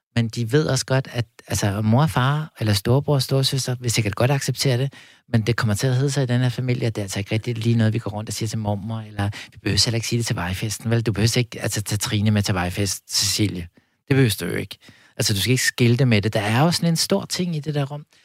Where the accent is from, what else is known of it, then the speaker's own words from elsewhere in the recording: Copenhagen, Capital Region of Denmark, Denmark; jeg voksede op ude på Amager